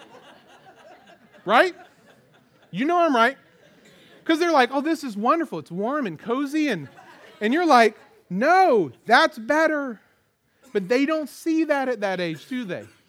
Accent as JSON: {"language": "English", "country": "United States", "said": "as American Christians"}